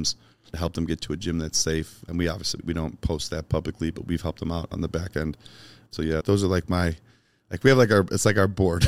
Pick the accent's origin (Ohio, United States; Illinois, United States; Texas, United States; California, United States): Illinois, United States; Chicago; moved away; I grew up in Chicago.